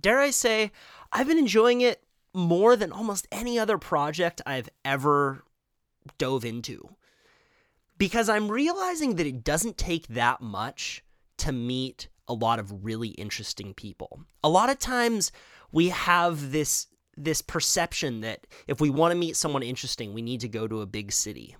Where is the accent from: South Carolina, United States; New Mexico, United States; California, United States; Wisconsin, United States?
California, United States; Santa Cruz; I was born on the Midtown. Then my parents split up, my mom moved to Trout Gulch. My dad moved to the east side